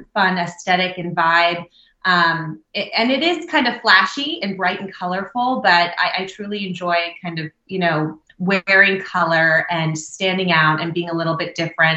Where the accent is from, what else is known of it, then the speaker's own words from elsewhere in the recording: New Jersey, United States; also born or lived in Southern California; I grew up obviously in New Jersey